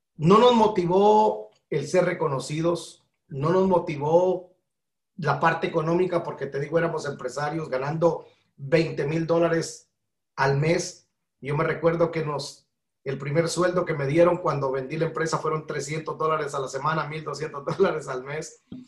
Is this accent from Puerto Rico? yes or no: no; Guatemala; moved away as an adult; now in Georgia, United States; Nacionalidad guatemalteca, nací en 1973 en el país de la eterna primavera